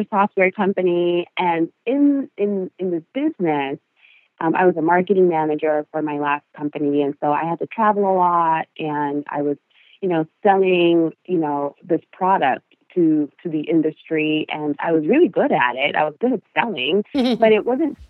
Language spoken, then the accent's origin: English; Costa Rica; first language Spanish; English is a second language; moved away; my first language is Spanish. My second is English.